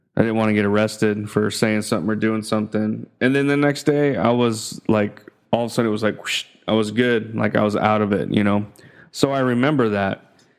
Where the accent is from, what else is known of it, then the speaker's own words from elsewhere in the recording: United States; moved away as an adult; now in Philippines; growing up in the States, you know? Being born, you know, being an American